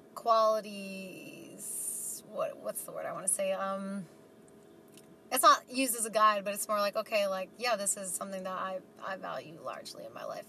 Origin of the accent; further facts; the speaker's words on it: New York City, New York, United States; moved away as an adult; now in Boise, United States; I was born and raised in New York City